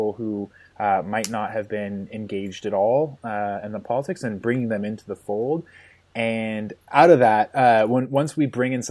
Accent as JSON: {"language": "English", "town": "Milwaukie", "region": "Oregon", "country": "United States", "tie": "born or raised there", "said": "I was born in a suburb of Portland, Oregon, a little town called Milwaukee"}